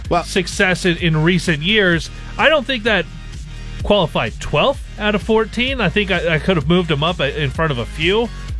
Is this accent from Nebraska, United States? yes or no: yes; Loup City, Nebraska, United States; the house I grew up in Loop City.